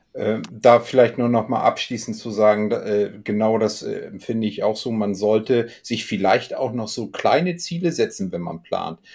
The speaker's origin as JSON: {"language": "German", "country": "Germany", "said": "hier bei uns in Deutschland"}